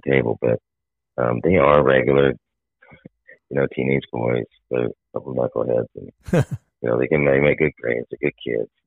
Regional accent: Topeka, Kansas, United States; Her and I are both from Topeka

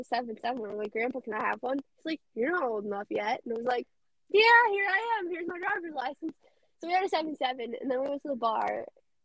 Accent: Colorado, United States; moved away; also born or lived in Nebraska; I born and raised in Colorado.

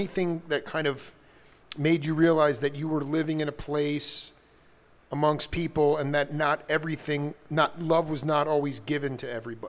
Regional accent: New Orleans, Louisiana, United States; Growing up in New Orleans, it was done differently.

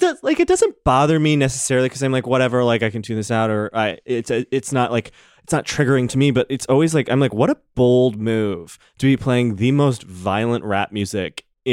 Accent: Chicago, Illinois, United States; moved away; I grew up right outside Chicago in the suburbs, along with … by the way.

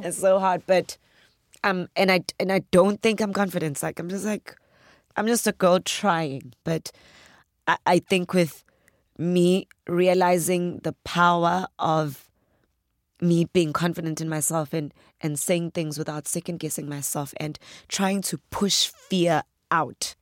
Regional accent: KwaZulu-Natal, South Africa; accent: Zulu; If I had to say it in my accent, like, proper Zulu

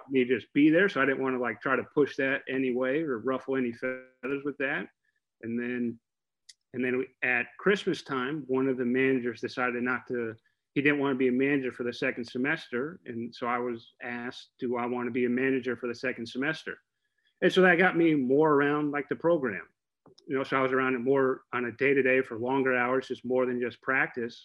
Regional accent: Oviedo, Florida, United States; so I was pretty much raised in Oviedo. So I went, moved there when we were like two years old.

